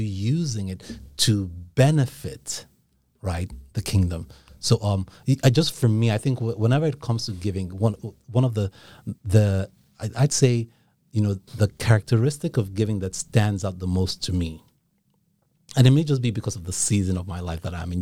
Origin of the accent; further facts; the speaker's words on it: Nigeria; moved away; I grew up in Nigeria